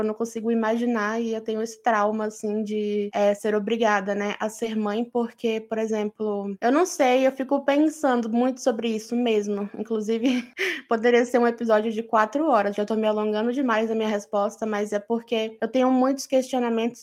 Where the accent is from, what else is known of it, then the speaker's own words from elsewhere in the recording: Brazil; Eu sou brasileira.